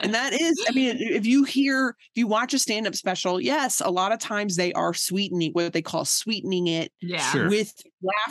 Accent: Virginia, United States; I grew up in Virginia

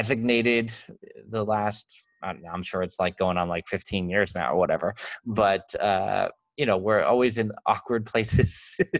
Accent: Long Island, New York, United States; accent: Long Island; I am so much with my Long Island accent today.

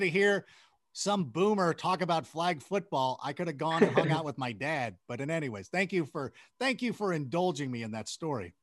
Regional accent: United States

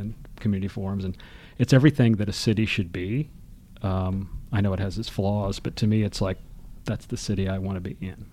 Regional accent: Birmingham, Alabama, United States; I grew up in Birmingham, Alabama, which isn't big by any means

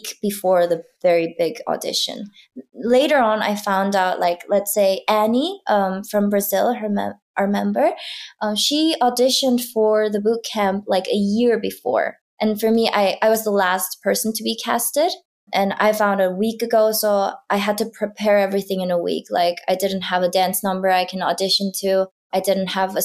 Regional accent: South Korea; I grew up in Korea in a small town

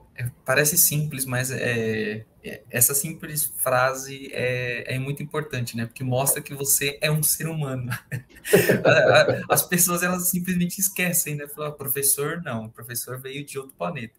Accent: Brazil; a gente como brasileiro

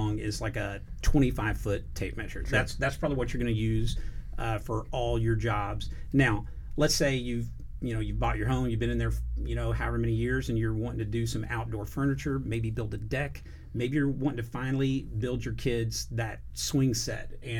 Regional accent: Katy, Texas, United States; also born or lived in Gonzales, Texas; I grew up in Katy, Texas, near Houston

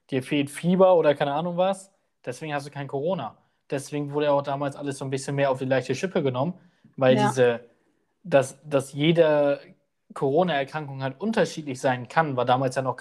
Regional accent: Baden-Württemberg, Germany; Also wir kommen auch aus Baden-Württemberg und da war es dann auch, da hast du eigentlich nichts davon gehört.

